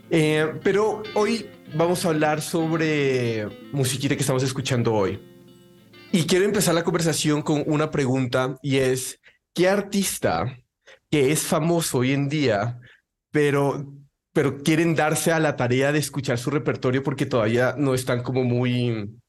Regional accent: Mexico; Somos de Latinoamérica. Uno es colombiano, chileno y yo soy mexicano.

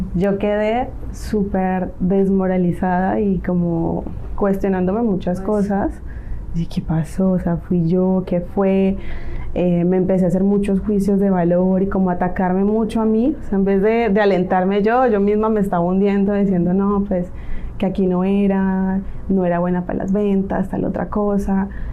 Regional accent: Cali, Valle del Cauca, Colombia; moved away as an adult; also born or lived in Spain; now in Mexico; soy colombiana, nacida en una bella ciudad llamada Cali.

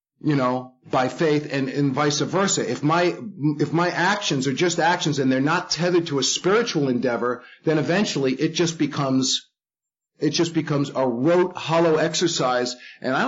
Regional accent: New York City, New York, United States; I grew up in the Bronx in a Jewish family.

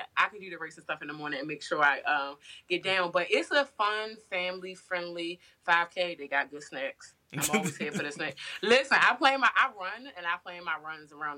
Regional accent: Baltimore, Maryland, United States; I'm from Baltimore City, just like plenty of people have the same story like mine with drug addicted parents or different childhood traumas

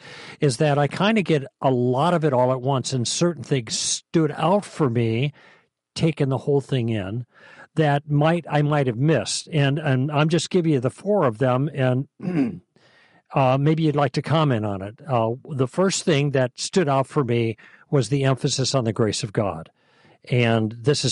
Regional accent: Chicago, Illinois, United States; moved away; I grew up in Chicago

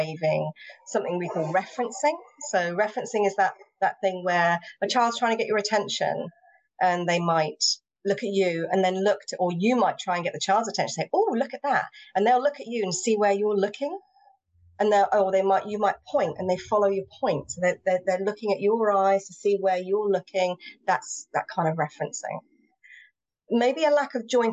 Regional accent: England, United Kingdom; first language English; I'm English.

